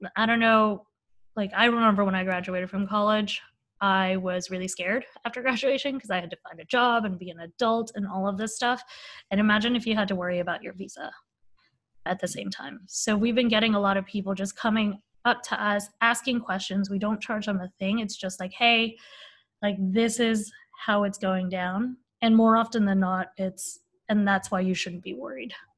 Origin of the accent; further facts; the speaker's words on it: Bay Area, California, United States; I grew up in the Bay Area